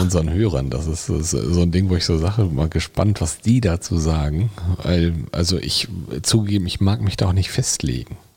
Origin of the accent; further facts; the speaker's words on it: Bielefeld, North Rhine-Westphalia, Germany; Da bin ich auch noch zur Welt gekommen.